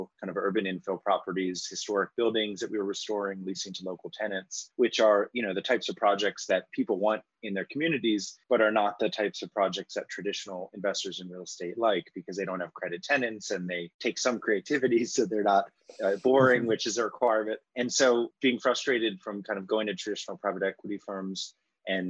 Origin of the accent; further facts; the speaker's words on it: Washington, District of Columbia, United States; I grew up in Washington, D.C.